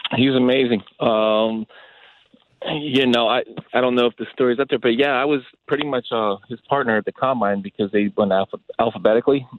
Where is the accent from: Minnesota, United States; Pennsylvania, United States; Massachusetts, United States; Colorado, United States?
Pennsylvania, United States; Pittsburgh; moved away; growing up in Pittsburgh